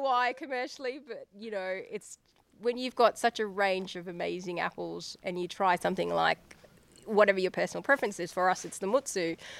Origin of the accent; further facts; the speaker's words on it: Queensland, Australia; now in Geeveston, Australia; we grew up in Queensland, both of us